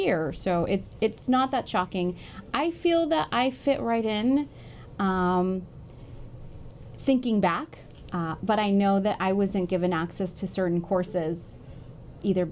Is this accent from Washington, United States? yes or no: no; Los Angeles, California, United States; I was born and raised in Koreatown